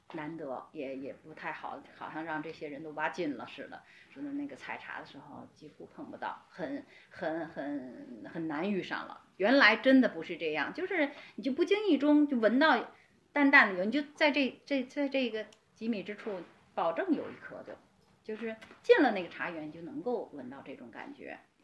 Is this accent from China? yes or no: yes; China; 我们中国人